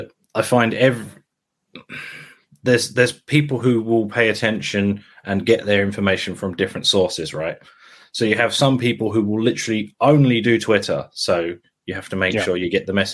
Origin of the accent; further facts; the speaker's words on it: St Albans, East of England, United Kingdom; moved away as an adult; now in Norwich, United Kingdom; I was originally from a town called St. Albans